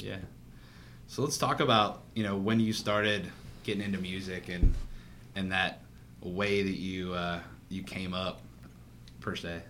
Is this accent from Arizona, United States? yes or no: no; Pittsburgh, Pennsylvania, United States; I'm from Pittsburgh